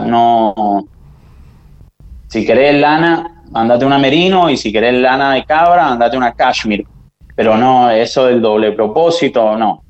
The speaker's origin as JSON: {"language": "Spanish", "region": "San Juan", "country": "Argentina", "said": "Yo soy de San Juan"}